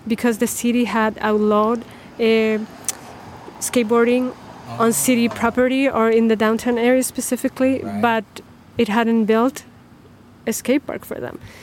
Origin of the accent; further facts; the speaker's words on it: Chile; also born or lived in Chicago; now in Northfield, United States; I'm from Chile originally